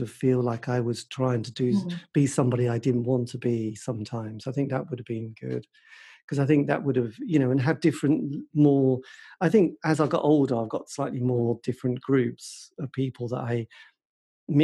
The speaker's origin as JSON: {"language": "English", "area": "Suffolk", "region": "East of England", "country": "United Kingdom", "tie": "born or raised there", "lives_now": "Norwich, United Kingdom", "said": "I was brought up in Suffolk."}